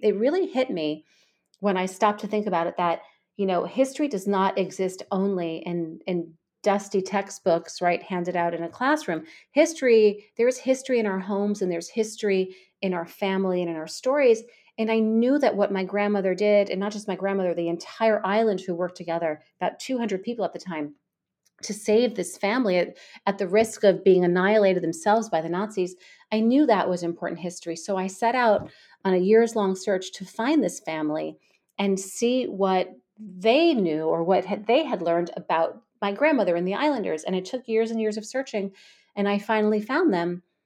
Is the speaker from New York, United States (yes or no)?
yes; New York, United States; I'm a New Yorker, born and bred here